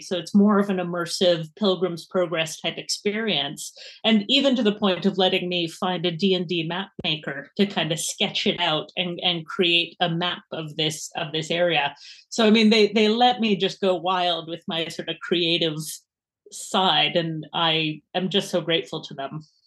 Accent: Edmonton, Alberta, Canada; accent: Canadian; now in Edinburgh, United Kingdom

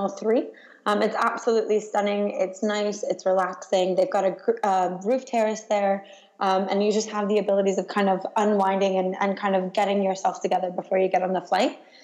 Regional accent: United States; now in London, United Kingdom; My home airport, actually, despite being an American, is London Heathrow

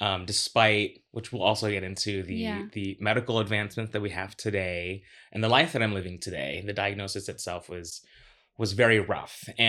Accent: Orlando, Florida, United States; now in New York, United States; I moved from Florida. I grew up in Orlando.

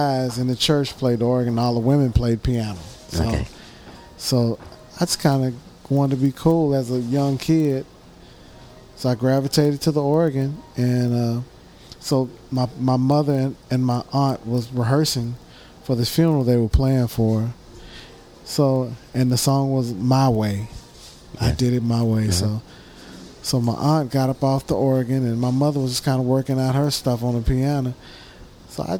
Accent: Corsicana, Texas, United States; I'm from Corsicana, Texas

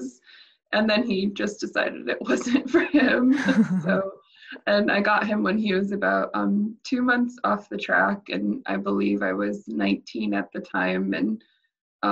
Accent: United States; the state that I'm from within the US

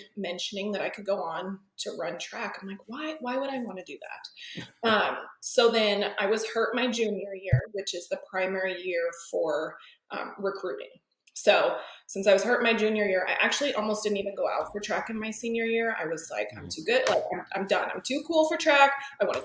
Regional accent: Sheridan, Wyoming, United States; moved away as an adult; also born or lived in Laramie, Wyoming; now in Dallas, United States; I'm from Wyoming. I grew up in Sheridan, Wyoming

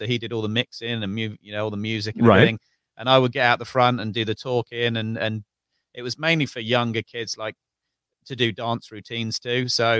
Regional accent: Tring, East of England, United Kingdom; also born or lived in Bovingdon; I'm from Northwest London, a little village called Tring. I moved around in my early days because my dad was in the RAF.

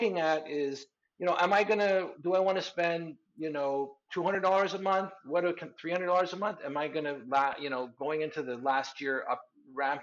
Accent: Canada; also born or lived in southern Spain; now in Spain; I'm a Canadian guy living in Spain

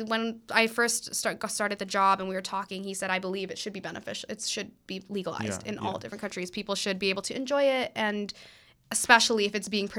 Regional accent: Trinidad & Tobago; now in Toronto, Canada; I'm Trinidadian. I'm from the Caribbean.

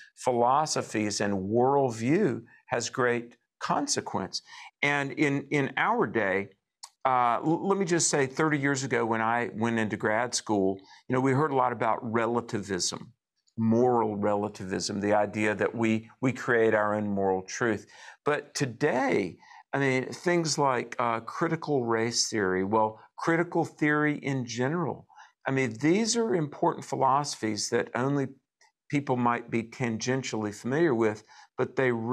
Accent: the South, United States; I'm old enough and I'm from the South. I remember when people would be just publicly racist out, you know, being from the South. You know, I heard the N-word growing up.

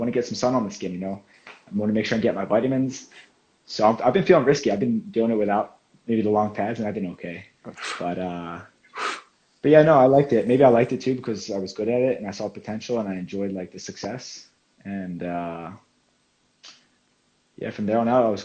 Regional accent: Medford, New Jersey, United States; moved away as an adult; now in Finland; I'm from Medford, New Jersey. It's on the East Coast, very close to Philadelphia, about 30 minutes. So it's South Jersey, small town, suburban. American football is kind of the big sport where I come from

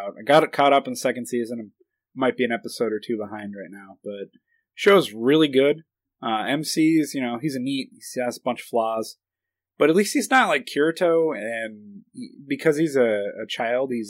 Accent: United States; I'm American

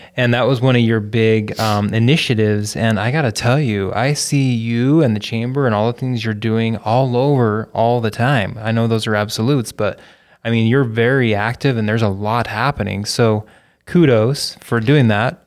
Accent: northern Utah, United States; also born or lived in Hawaii / Seattle / Cincinnati; now in Utah Valley, United States; I'm not from Utah Valley per se. I'm from northern Utah

